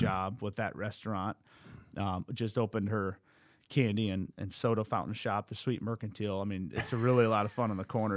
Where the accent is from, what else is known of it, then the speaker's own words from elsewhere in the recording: Cedar Rapids, Iowa, United States; I was born in Cedar Rapids, but, you know, I am, I have some Iowa City blood in me. From eighty-eight to ninety-three, so I was, what, three to seven years old, we lived in Iowa City